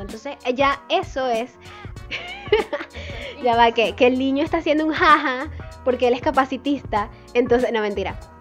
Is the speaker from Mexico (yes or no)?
no; Venezuela; nosotros como venezolanos